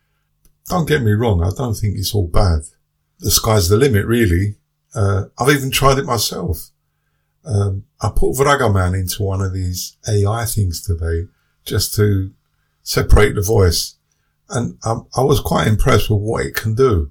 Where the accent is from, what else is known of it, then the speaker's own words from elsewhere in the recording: London, United Kingdom; growing up in the 60s in London and 70s